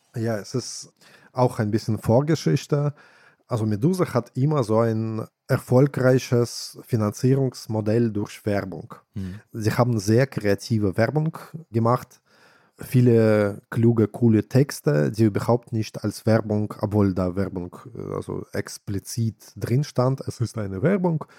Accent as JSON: {"language": "German", "region": "Saint Petersburg", "country": "Russia", "tie": "born or raised there", "moved": "yes", "lives_now": "Germany", "said": "meine Heimatstadt St. Petersburg"}